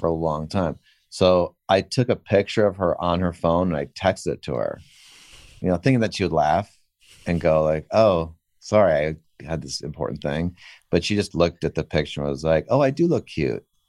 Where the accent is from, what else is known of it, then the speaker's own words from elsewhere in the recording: Weston, Connecticut, United States; I grew up in Weston